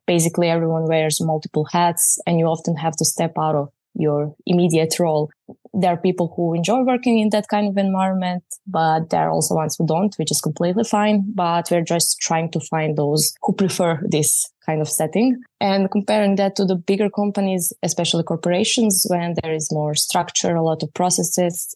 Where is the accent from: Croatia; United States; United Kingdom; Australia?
Croatia; I'm from Croatia